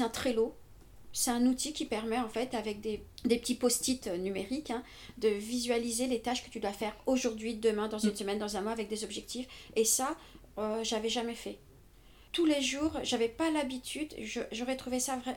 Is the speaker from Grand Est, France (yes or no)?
no; Paris, Île-de-France, France; je, suis une pure parisienne je suis née à Paris j'ai toujours vécu à Paris